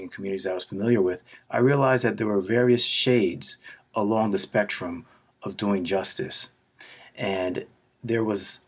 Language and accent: English; New York City, New York, United States; We grew up in Queens.